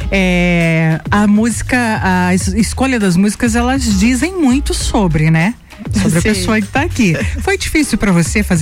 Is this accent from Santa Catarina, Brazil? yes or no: yes; Lages, Santa Catarina, Brazil; Sim, sou natural de Lages. Sempre morou aqui? Sempre morei aqui.